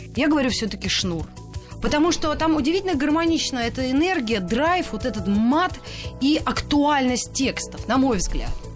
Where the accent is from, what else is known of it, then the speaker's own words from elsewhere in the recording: Moscow, Russia; Мы, москвичи